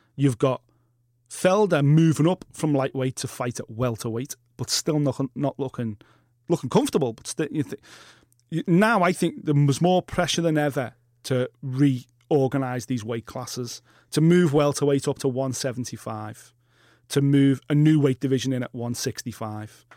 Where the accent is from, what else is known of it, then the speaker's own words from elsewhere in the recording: Liverpool, North West England, United Kingdom; consider myself Scouse, British, European, and Earth Link